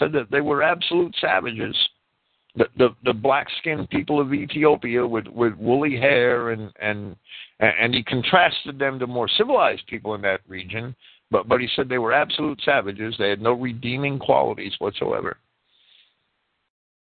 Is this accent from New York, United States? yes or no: yes; New York City, New York, United States; when I was a kid growing up in New York City